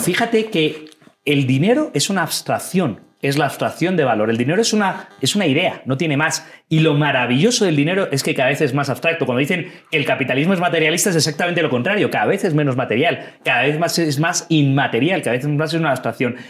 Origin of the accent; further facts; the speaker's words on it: Madrid, Community of Madrid, Spain; moved away as an adult; now in Ecuador; soy eh, orgullosamente español y madrileño